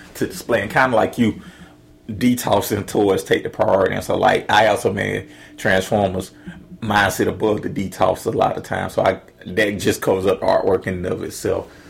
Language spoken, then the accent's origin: English; Atlanta, Georgia, United States; I'm from Atlanta